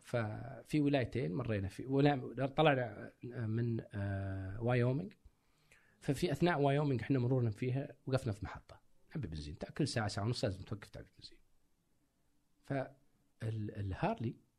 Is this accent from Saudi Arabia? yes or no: yes; Saudi Arabia; كسعودي كعربي